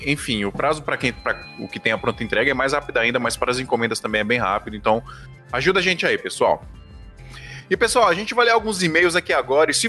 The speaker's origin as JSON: {"language": "Portuguese", "town": "Fortaleza", "region": "Ceará", "country": "Brazil", "tie": "born or raised there", "lives_now": "Blumenau, Brazil", "said": "tenho 24 anos, moro em Blumenau, Santa Catarina, mas sou natural de Fortaleza."}